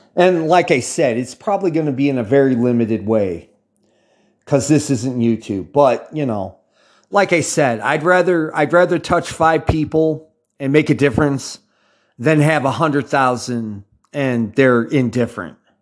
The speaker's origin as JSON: {"language": "English", "country": "United States", "accent": "American", "said": "I talk from American perspective. Obviously, for those of you outside the United States, you can hear it in my accent."}